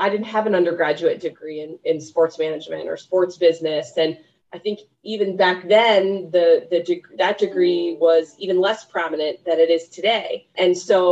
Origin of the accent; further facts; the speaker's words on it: Midwest, United States; I am a Midwestern girl, born and raised in the Midwest